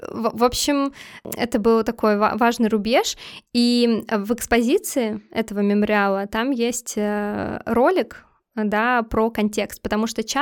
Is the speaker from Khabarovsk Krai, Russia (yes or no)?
no; Saint Petersburg, Russia; Ну, да, мы из Питера, нам можно.